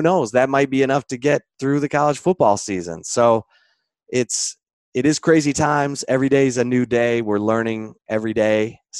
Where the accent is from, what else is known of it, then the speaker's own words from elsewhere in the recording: Michigan, United States; actually, I'm from Michigan.